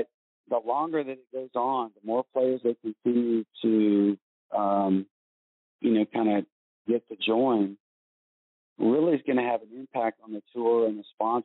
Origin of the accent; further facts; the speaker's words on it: United States; I'm from the United States